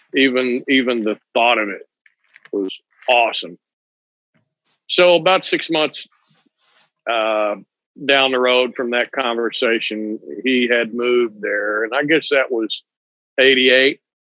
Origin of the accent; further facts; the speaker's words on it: Weatherford, Texas, United States; moved away as an adult; now in Florida, United States; I was born in Weatherford, Texas, kind of a horse town